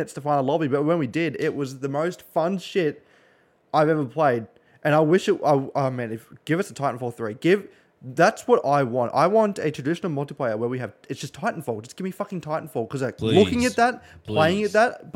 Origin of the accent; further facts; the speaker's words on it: Australia; I am Australian, so I'm in OCE